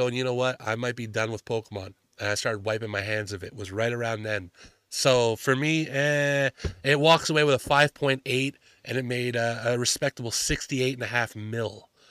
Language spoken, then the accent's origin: English; Canada; I'm from Canada